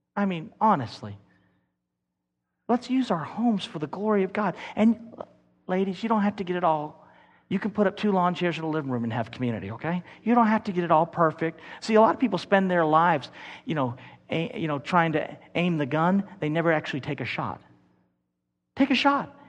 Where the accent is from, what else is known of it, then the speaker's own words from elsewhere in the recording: Kentucky, United States; We're from Kentucky.